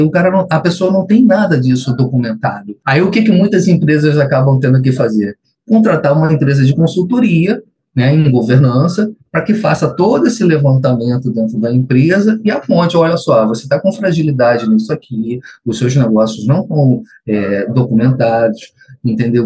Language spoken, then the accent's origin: Portuguese; Niterói, Rio de Janeiro, Brazil; sou aqui de Niterói, Rio de Janeiro